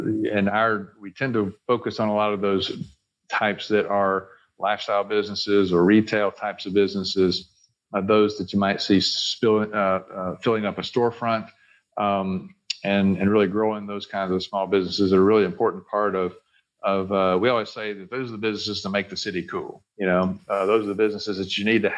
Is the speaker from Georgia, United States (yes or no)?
no; Bessemer, Alabama, United States; I'm a Birmingham native. I grew up actually in Bessemer on the west side